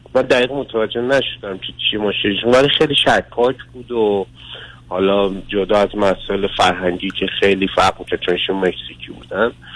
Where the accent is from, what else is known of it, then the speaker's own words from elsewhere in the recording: Iran; moved away as an adult; also born or lived in Europe; now in Mexico; در ایران به دنیا اومدم